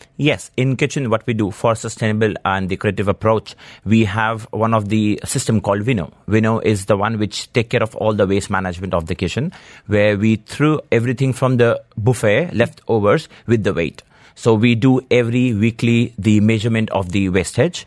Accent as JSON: {"language": "English", "region": "Delhi", "country": "India", "tie": "born or raised there", "moved": "yes", "lives_now": "Dubai, United Arab Emirates", "said": "I grew up in India, Delhi"}